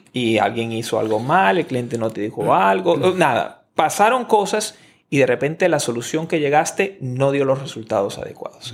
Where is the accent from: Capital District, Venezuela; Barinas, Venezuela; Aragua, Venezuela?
Aragua, Venezuela; Maracay; moved away as an adult; also born or lived in Caracas; yo me fui a estudiar en la universidad en otra ciudad diferente de mi ciudad natal. En, yo estoy en Caracas, nací en Maracay, Venezuela